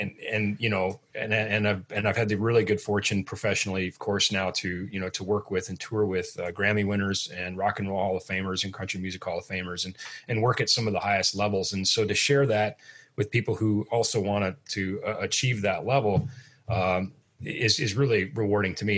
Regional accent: Midwest, United States; I'm from the Midwest.

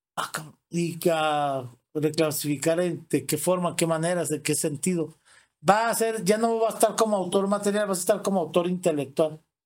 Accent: Torreón, Coahuila, Mexico; yo desde muy chico, mi abuela era la dueña de una, se llama Departamento de Curiosidades en el aeropuerto de Torreón, Coahuila

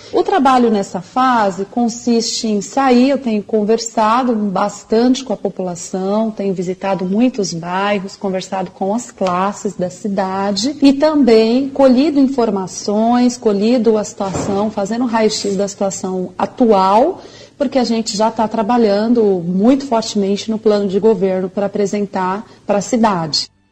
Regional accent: Mogi das Cruzes, São Paulo, Brazil; sou nascido e criado em Mogi das Cruzes

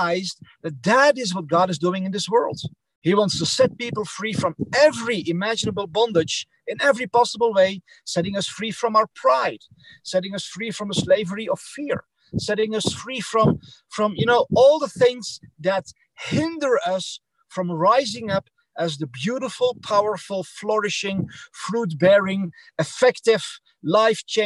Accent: Netherlands; English is a second language; moved away as an adult; also born or lived in Belgium; now in United States; I'm from the Netherlands and Belgium

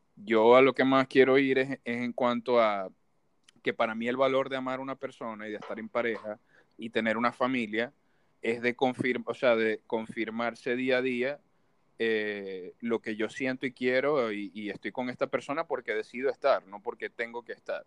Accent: Maracaibo, Zulia, Venezuela; moved away; yo como maracucho

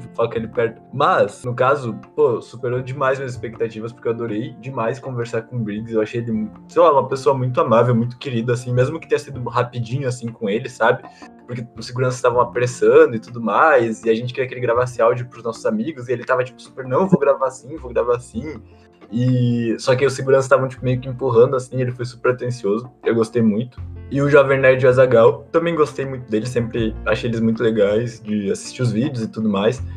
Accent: Brazil; eu sou de Aguarão, lá não tem essas coisas

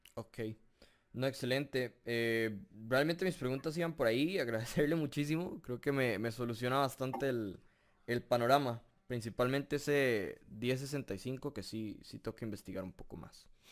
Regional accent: Costa Rica; yo sí soy costarricense y resido en Costa Rica

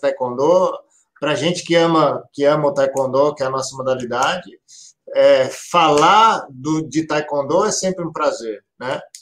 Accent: Campinas, São Paulo, Brazil; eu sou de Campinas, cidade de Campinas. Vi, mor, nasci e vivo até hoje aqui na, na, cidade de Campinas

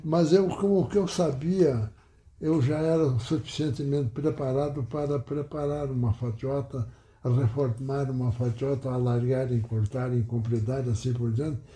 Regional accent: Pejuçara, Rio Grande do Sul, Brazil; now in Panambi, Brazil; eu nasci em Pejuçara, distrito de Cruz Alta, no dia 24 de abril de 1926.

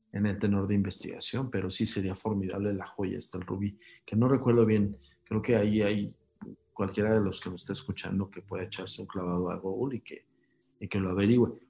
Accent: Mexico; como decimos aquí en México

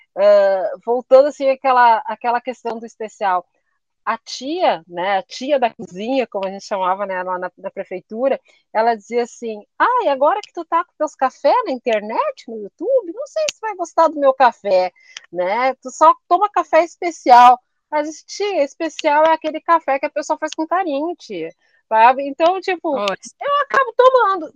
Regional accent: Brazil; a gente é brasileiro

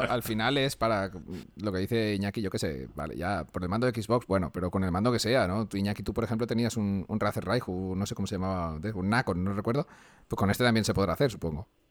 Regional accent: Valencia, Valencian Community, Spain; soy de Valencia

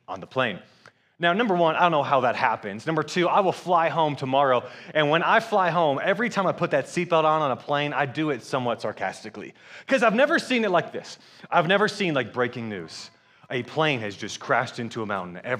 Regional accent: Atlanta, Georgia, United States; also born or lived in Michigan; I'm from Atlanta, Georgia, and I am married

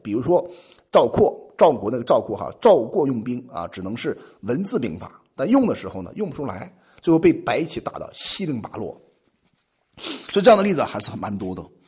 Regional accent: China; 我们作为中国人本土国人

